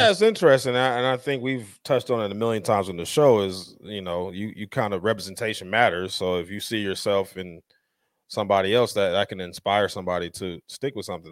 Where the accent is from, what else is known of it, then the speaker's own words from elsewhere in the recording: Denver, Colorado, United States; now in Las Vegas, United States; I grew up in Denver, Colorado